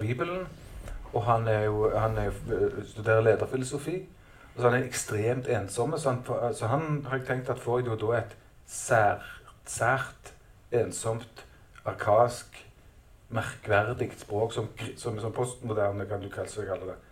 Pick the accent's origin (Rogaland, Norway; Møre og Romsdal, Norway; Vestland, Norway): Rogaland, Norway; Stavanger; Jeg kommer jo fra Stavanger